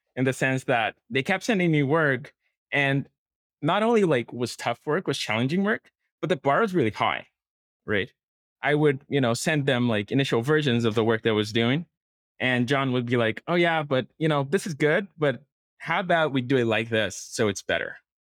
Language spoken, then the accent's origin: English; Brazil; moved away as an adult; now in Portugal; I'm from Brazil, and I started working as a software engineer in Brazil